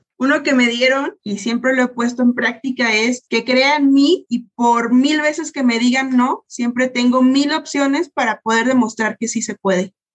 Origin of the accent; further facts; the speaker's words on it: Mexico; somos mexicanos, pero somos unos mexicanos fregones